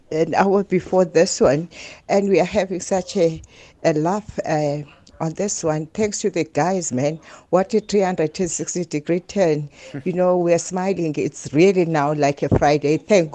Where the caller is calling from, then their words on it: Butterworth, Eastern Cape, South Africa; I'm calling from Butterworth.